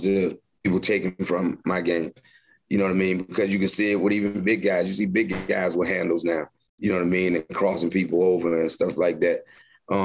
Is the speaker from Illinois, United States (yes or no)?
no; Virginia, United States; moved away as an adult; also born or lived in Philadelphia; I was from Virginia